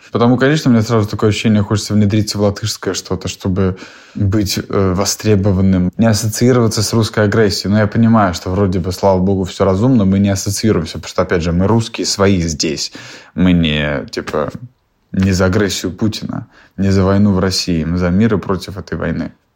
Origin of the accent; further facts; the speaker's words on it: Latvia; first language Russian; я родился в Латвии, и мой родной язык русский. Ну, я латышский русский